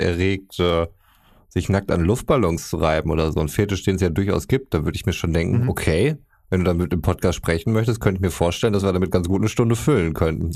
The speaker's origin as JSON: {"language": "German", "region": "North Rhine-Westphalia", "country": "Germany", "said": "wir sind aus Westfalen"}